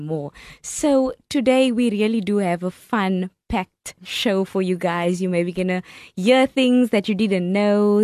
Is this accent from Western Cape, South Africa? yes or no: yes; Cape Town, Western Cape, South Africa; I'm from Cape Town